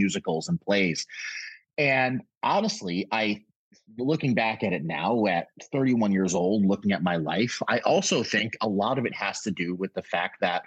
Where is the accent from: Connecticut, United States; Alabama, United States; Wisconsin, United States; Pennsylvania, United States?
Connecticut, United States; also born or lived in Brooklyn, New York; Then moved to Connecticut when I was about 6 or 7 years old